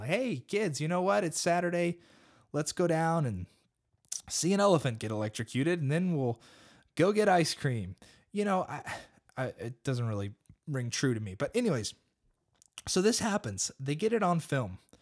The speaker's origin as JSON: {"language": "English", "country": "United States", "said": "I'm an American and I live in America"}